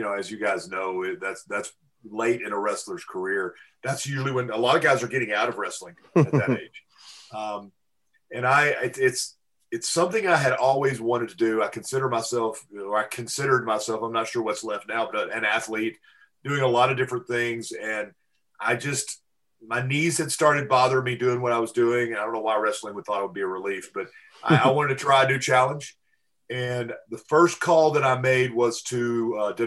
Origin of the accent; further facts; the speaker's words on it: Pine Bluff, Arkansas, United States; I grew up in Pine Bluff, Arkansas, which is kind of in the deep south.